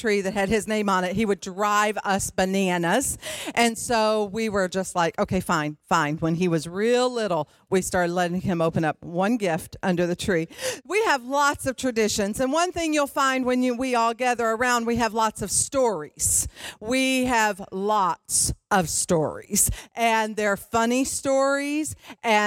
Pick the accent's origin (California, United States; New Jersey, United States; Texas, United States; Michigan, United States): Michigan, United States; Detroit; I grew up in Detroit